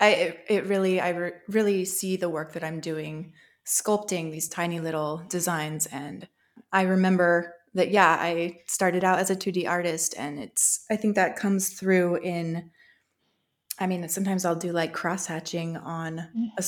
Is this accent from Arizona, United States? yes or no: yes; Show Low, Arizona, United States; i grew up in Show Low arizona actually outside of town so it was a really country rural setting